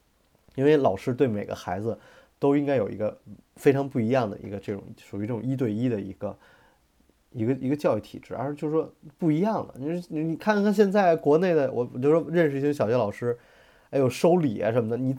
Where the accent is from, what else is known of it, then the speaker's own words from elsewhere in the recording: China; 我觉得也是我们就是中国人有钱嘛，所以教育也越来越跟得上。